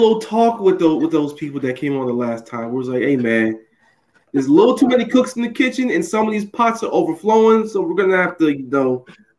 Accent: Jacksonville, Florida, United States; my hometown of Jacksonville, Florida

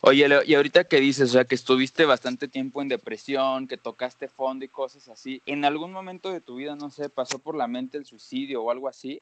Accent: Acámbaro, Guanajuato, Mexico; moved away as an adult; De ahí somos aquí los tres.

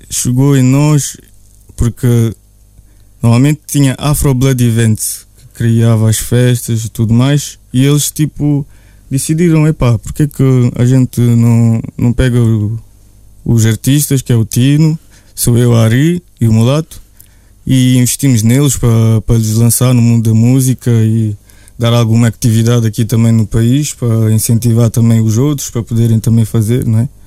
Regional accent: Portugal; also born or lived in Russia; eu nasci na Rússia, cresci Sim. em Portugal

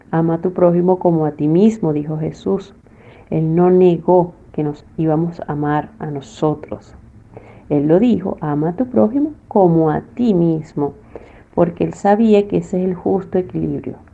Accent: Venezuela; moved away; yo me vine enferma de Venezuela y bueno, gracias a Dios ya estoy sana aquí con el tratamiento que me han dado

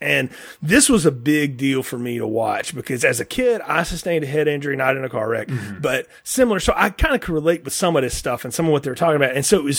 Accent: Talladega, Alabama, United States; growing up around Talladega culture

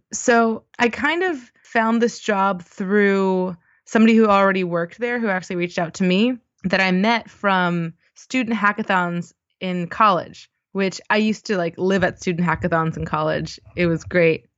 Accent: Baltimore, Maryland, United States; moved away as an adult; also born or lived in Washington, D.C. / Austin, Texas; I grew up in Baltimore on the East Coast of the U S

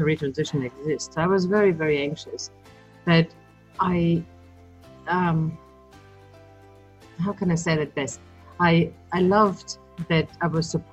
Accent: Germany; accent: German; moved away as an adult; now in Australia; I grew up in Germany, and 20 years ago I came to Australia

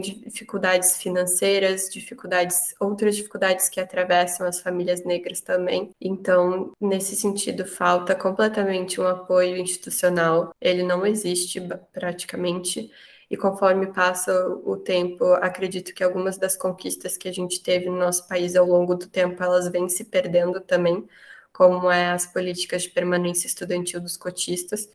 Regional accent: Porto Alegre, Rio Grande do Sul, Brazil; sou de Porto Alegre, estudo na URGS

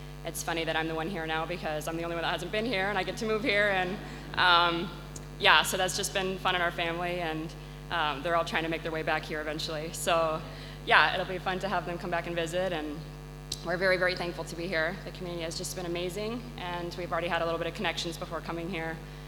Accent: Penang, Malaysia; And then going to Malaysia, they served as dorm parents there, so I grew up in Dalat School.

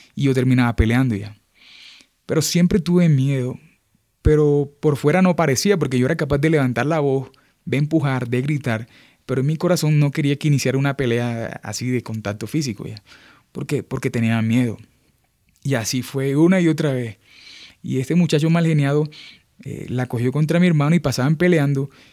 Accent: Montería, Córdoba, Colombia; moved away; soy de Montería, eh, Montería es una ciudad al norte de Colombia, eh, está en la región caribe colombiana. Crecí allá, estudié allá, me formé allá

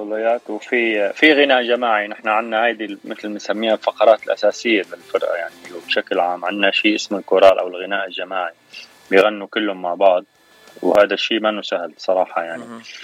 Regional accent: Damascus, Damascus Governorate, Syria; moved away as an adult; now in Los Angeles, United States; انا من سوريا من الشام صار لي تسع سنين

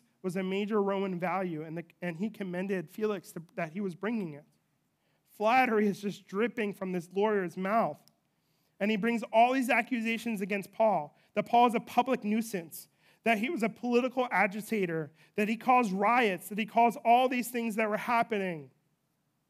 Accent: United States

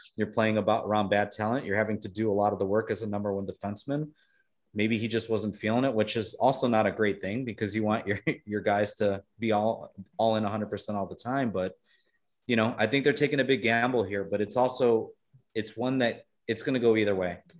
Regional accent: Chicago, Illinois, United States; I'm from Chicago

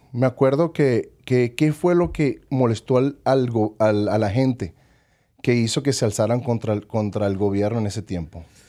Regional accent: Caracas, Capital District, Venezuela; now in Las Vegas, United States; Nací en Caracas, Venezuela. Crecí en el barrio 23 de enero

